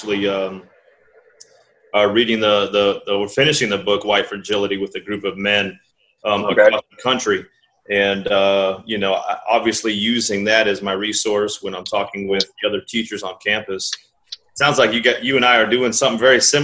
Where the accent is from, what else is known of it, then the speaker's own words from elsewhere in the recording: San Antonio, Texas, United States; I grew up in San Antonio. on the northeast side of town